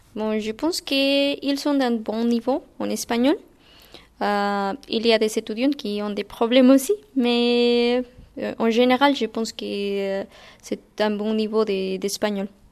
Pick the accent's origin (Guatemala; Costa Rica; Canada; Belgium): Guatemala; French is a second language; moved away as an adult; now in France; je viens de Guatemala. Et c'est en Amérique centrale